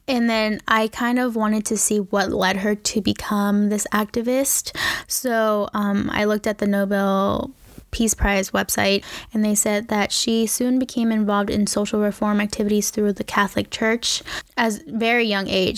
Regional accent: Ecuador; I am from Ecuador.

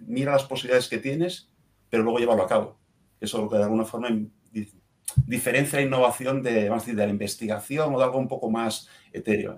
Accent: Asturias, Spain; moved away; mi tierra natal en Asturias

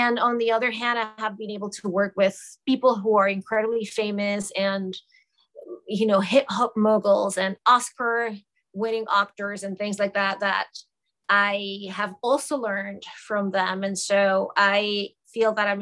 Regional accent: Caracas, Capital District, Venezuela; moved away as an adult; now in New York City, United States; I was born and raised in Caracas, Venezuela, and I moved to the United States in the late 90s.

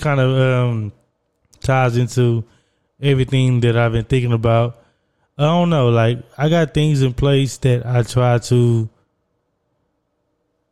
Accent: Southeast Texas, United States; I'm from Southeast Texas, where we eat a lot of seafood

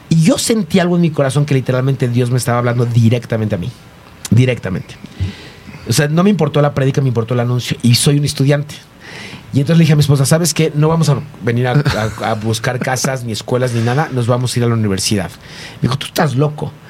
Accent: Mexico; de México

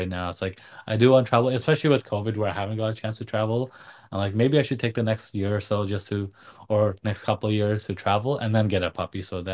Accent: Nepal; moved away; growing up in Nepal, my dad was a vet

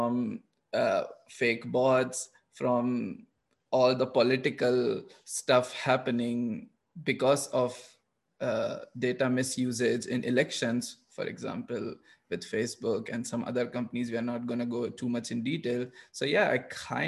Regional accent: India; moved away; I'm coming from India where data privacy is not so important.

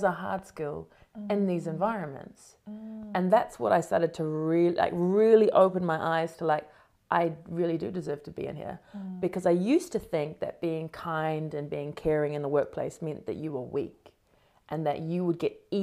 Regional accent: New Zealand; moved away as an adult; also born or lived in Sydney, Australia / London, United Kingdom; now in United States; I was a New Zealander

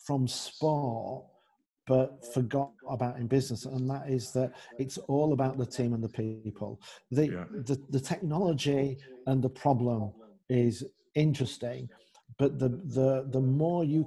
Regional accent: England, United Kingdom; moved away; also born or lived in Netherlands / Germany; I'm English. Yeah. I'm English. I'm from the land of Shakespeare, Chaucer, Dickens

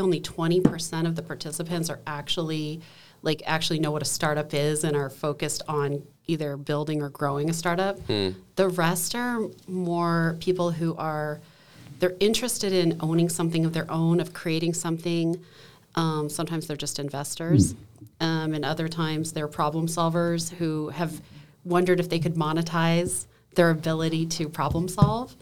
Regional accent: Valdez, Alaska, United States; I grew up in Valdez, Alaska at the terminus of the oil pipeline.

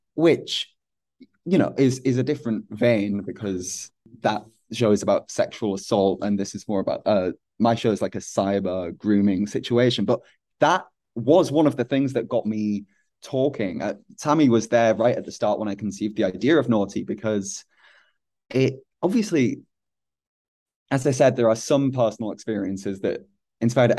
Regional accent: Hull, Yorkshire and the Humber, United Kingdom; was growing up in Hull

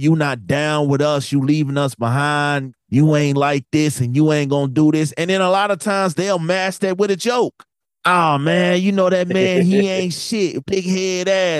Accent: Chicago, Illinois, United States; I'm from Chicago

